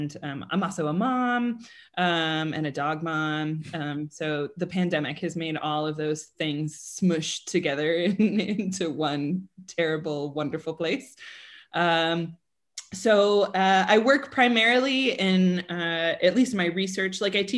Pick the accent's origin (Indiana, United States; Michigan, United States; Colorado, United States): Colorado, United States; I grew up in Colorado, and if you were not a Denver Bronco, right, so American football fan of the Denver Broncos, nobody would talk to you.